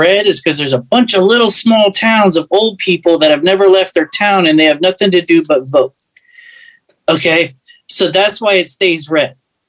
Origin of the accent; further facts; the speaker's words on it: Houston, Texas, United States; also born or lived in Fort Lauderdale, Florida; I grew up in the part of Houston that is 99.9% Hispanic